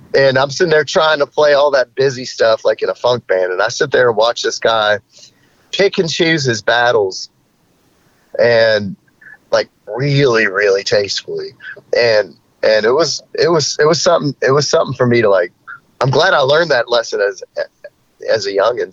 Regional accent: Charlotte, North Carolina, United States; he and I grew up together in Charlotte

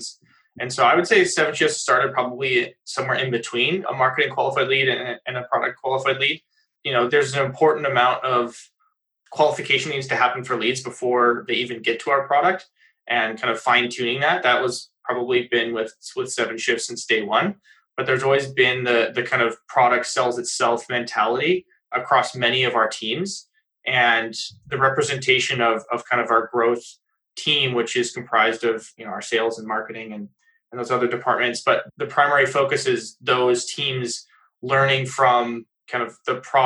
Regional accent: United States; now in Canada; I'm actually an American living up in Canada.

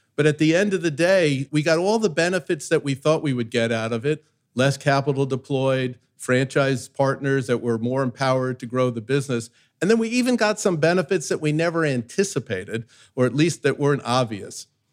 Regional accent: New York, United States; I grew up in New York where everybody's their authentic self

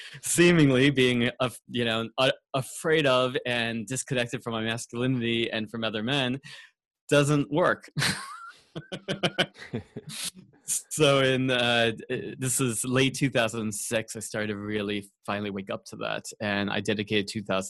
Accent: Long Island, New York, United States; also born or lived in San Francisco, California / Los Angeles, California; now in San Diego, United States; I grew up on Long Island, New York, and I'm currently outside of San Diego, California.

